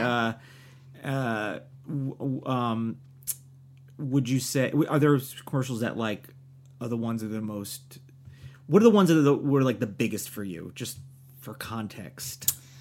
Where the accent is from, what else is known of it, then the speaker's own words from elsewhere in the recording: New Jersey, United States; moved away; also born or lived in New York; from New Jersey.